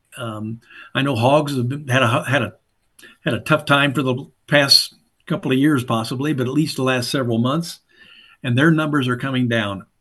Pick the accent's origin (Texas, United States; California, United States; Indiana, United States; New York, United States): Indiana, United States; Southern; fundamentally a backwoods Southern Indiana hillbilly farm kid. Grew up on a small, uh, small farm